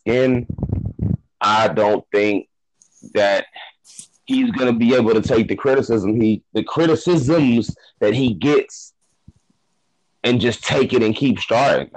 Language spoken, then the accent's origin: English; Ohio, United States; I'm from Ohio, the home of meat, and LeBron James was born here too